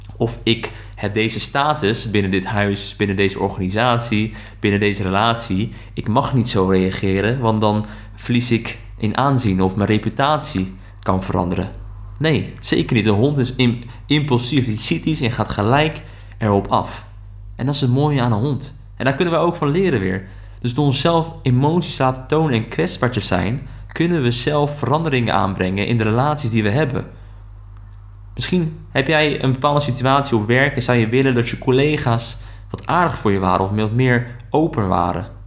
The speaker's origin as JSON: {"language": "Dutch", "country": "Netherlands", "said": "wij dat als Nederlanders"}